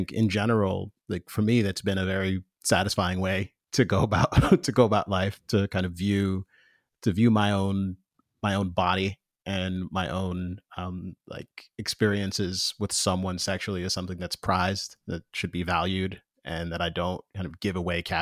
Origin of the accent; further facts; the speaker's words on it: Jamaica; I'm I'm both Jamaican and and former evangelical.